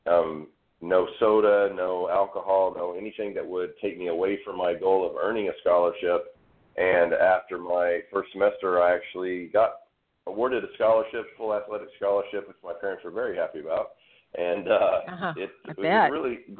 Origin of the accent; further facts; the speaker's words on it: Fort Smith, Arkansas, United States; I'm from Fort Smith, Arkansas, the second largest city in the state of Arkansas with a whopping 85,000 people.